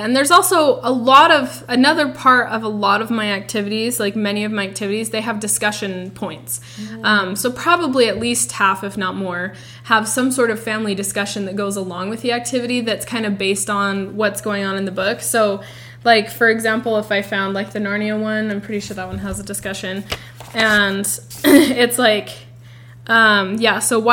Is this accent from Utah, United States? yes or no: yes; Utah, United States; we're from Utah